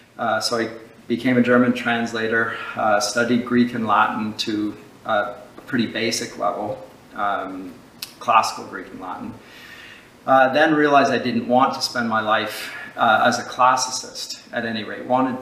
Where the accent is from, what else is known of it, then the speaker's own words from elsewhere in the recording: London, United Kingdom; also born or lived in Scotland (ancestry only); and so I grew up in London, Scottish extraction. My father, at any rate, my mother is actually part Mohawk